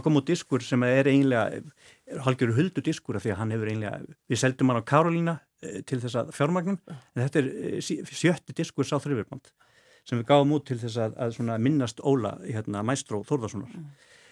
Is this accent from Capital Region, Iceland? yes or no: yes; Reykjavík, Capital Region, Iceland; Ég er uppalinn, fættur uppalinn í árbænum